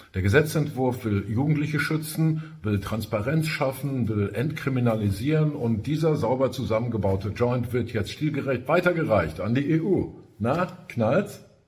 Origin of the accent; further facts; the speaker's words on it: Ruhr area, North Rhine-Westphalia, Germany; Bei uns im Ruhrgebiet